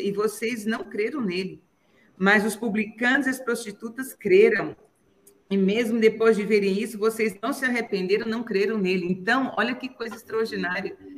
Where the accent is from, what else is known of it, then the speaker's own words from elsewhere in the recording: Brazil; nós somos cidadãos, nós somos brasileiros